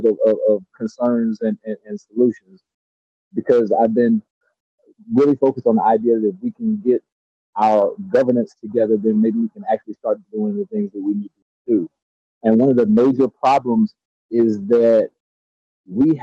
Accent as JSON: {"language": "English", "region": "Georgia", "country": "United States", "moved": "yes", "lives_now": "California, United States", "said": "I'm from Georgia"}